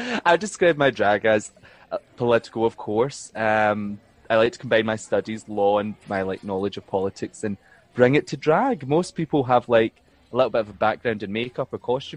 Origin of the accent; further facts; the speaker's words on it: Fenwick, Scotland, United Kingdom; also born or lived in Glasgow / Rotterdam, Netherlands; I'm from East Ayrshire, like a little small town called Fenwick. It's in East Ayrshire. It's between Kilmarnock and Glasgow. But I always tell people Glasgow if they ask, because nobody has any idea where Fenwick is. But it's actually just like 20 minutes south of Glasgow, down on the motorway. Cute little picturesque village where I was brought